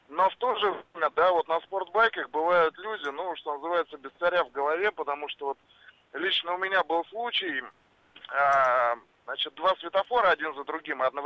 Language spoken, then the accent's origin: Russian; Moscow, Russia; Я из Москвы.